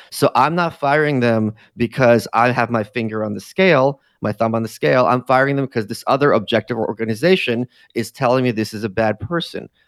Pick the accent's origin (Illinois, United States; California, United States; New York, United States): New York, United States; New York City; as a New Yorker, like, you know, he was this big media personality